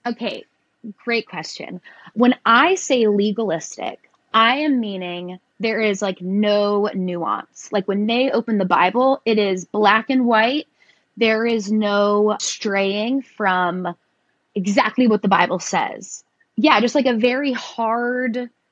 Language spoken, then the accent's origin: English; Tennessee, United States; I was raised in the South. I've lived in Tennessee my entire life